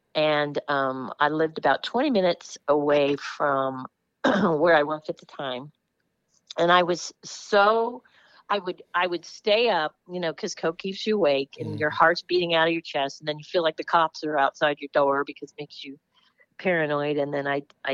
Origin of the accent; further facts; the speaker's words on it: Los Angeles, California, United States; I grew up in Los Angeles.